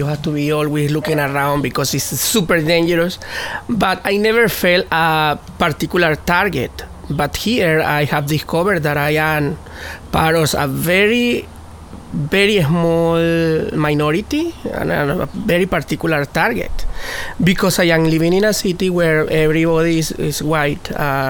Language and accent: English; United States; born there; I am African American because I was born in America, and I am a person of color, but I also am Latin.